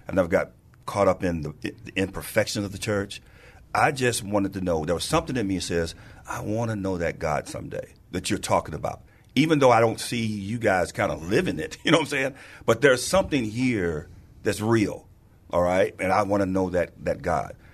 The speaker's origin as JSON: {"language": "English", "town": "St. Louis", "region": "Missouri", "country": "United States", "tie": "born or raised there", "moved": "as an adult", "lives_now": "San Antonio, United States", "said": "I was born and raised in Saint Louis, Missouri, and I got here by way of the Air Force"}